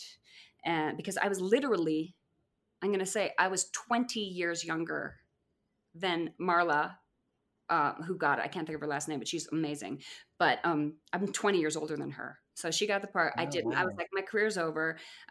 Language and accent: English; Colorado, United States; moved away; I'm from Colorado.